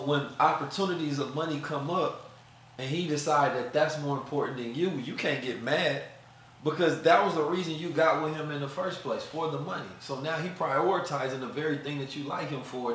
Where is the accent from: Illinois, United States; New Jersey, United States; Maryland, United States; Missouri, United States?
Missouri, United States; St. Louis; also born or lived in Oakland, California; growing up in St. Louis, you know, terrible environments and situations